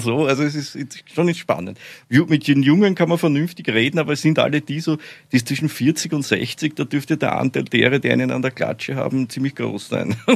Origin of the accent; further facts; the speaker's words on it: Austria; accent: Austrian; bin ja Österreicher, wie Sie wahrscheinlich alle, alle leicht hören Hört können